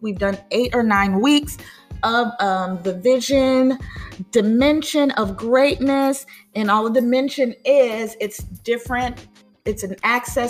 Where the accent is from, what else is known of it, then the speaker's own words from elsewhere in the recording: United States; as the American people